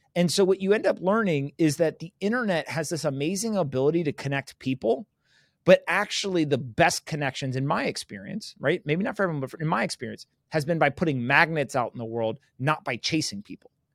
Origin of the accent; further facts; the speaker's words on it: United States; first language English; I was born in the United States where there was rule of law